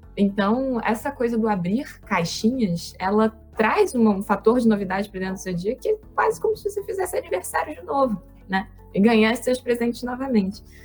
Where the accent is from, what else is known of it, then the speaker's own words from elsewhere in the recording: Campos dos Goytacazes, Rio de Janeiro, Brazil; moved away; Eu vim do interior, eu vim lá de Campos do Goitacazes